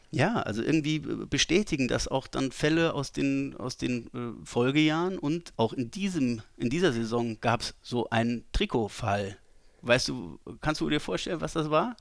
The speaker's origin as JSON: {"language": "German", "region": "Saarland", "country": "Germany", "tie": "born or raised there", "said": "als äh, gebürtiger Saarländer"}